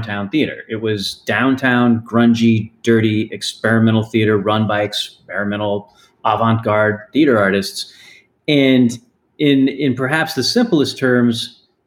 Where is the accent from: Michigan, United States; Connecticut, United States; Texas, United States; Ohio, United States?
Texas, United States; moved away as an adult; also born or lived in New York City; growing up in Texas